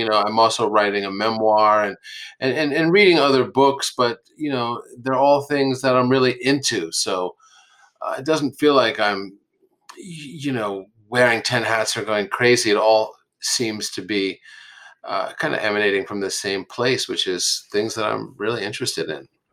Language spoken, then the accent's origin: English; Yonkers, New York, United States; also born or lived in Manhattan, New York; I was born and raised in um, Yonkers, New York, but born in Manhattan